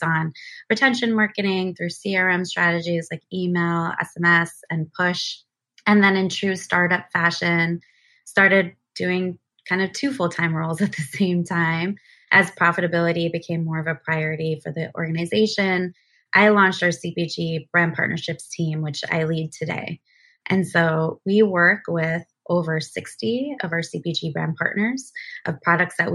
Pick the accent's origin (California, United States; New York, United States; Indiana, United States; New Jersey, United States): New Jersey, United States; moved away as an adult; also born or lived in Seattle; I moved back to the East Coast where I'm originally from. I grew up in New Jersey